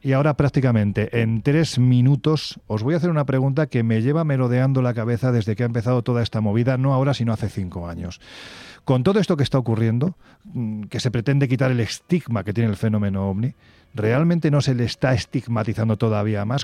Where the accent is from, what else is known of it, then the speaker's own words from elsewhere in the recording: Jaén, Andalusia, Spain; recorriendo mi tierra Jaén estos días